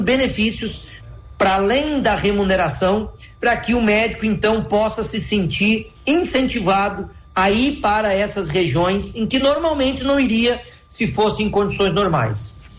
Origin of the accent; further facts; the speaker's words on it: Taquari, Rio Grande do Sul, Brazil; lá para a minha cidade, para Taquari